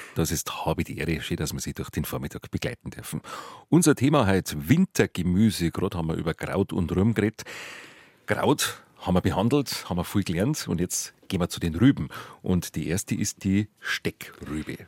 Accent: Bavaria, Germany; bei uns in Bayern

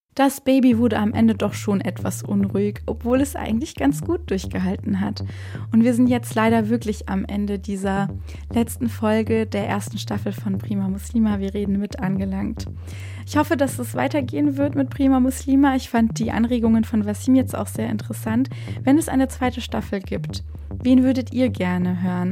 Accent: Baden-Württemberg, Germany; Ich komme ja aus Baden-Württemberg

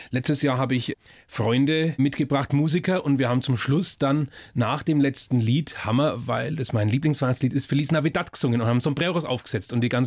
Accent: Bavaria, Germany; wo auch das Fränkische, ich bin ja Franke, Greinen herkommt.

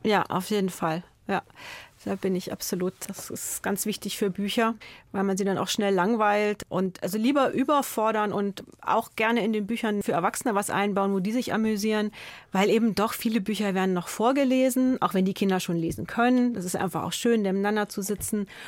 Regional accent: Sondershausen, Thuringia, Germany; moved away as an adult; now in Munich, Germany; ich komme aus Sondershausen

